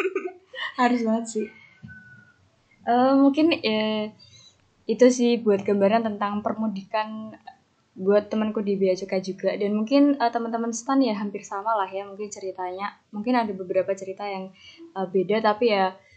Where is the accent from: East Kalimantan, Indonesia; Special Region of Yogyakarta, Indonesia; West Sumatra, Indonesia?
Special Region of Yogyakarta, Indonesia; Yogyakarta; moved away as an adult; also born or lived in Jakarta; now in Mataram, Indonesia; Aku sebagai orang Jogja